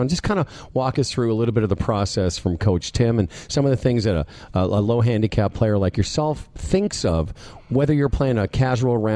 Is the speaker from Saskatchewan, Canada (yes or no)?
yes; Moose Jaw, Saskatchewan, Canada